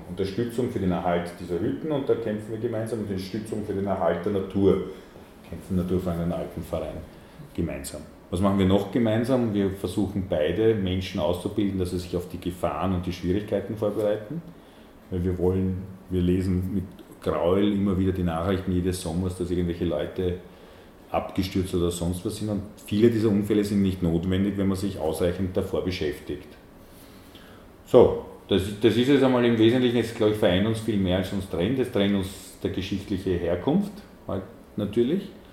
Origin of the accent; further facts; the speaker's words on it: Vienna, Austria; Ich bin am Stadtrand von Wien aufgewachsen